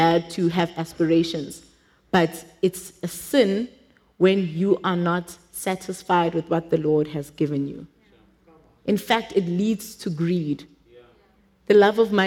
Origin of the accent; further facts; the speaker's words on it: Johannesburg, Gauteng, South Africa; English is a second language; I didn't grow up in a wealthy family. I think we were, in Joburg standards, we were probably poor at home.